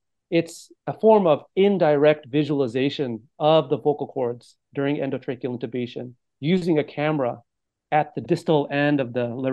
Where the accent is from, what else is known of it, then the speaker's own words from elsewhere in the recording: Monterey County, California, United States; moved away as an adult; now in San Francisco, United States; I'm originally from the Monterey County in California, born and raised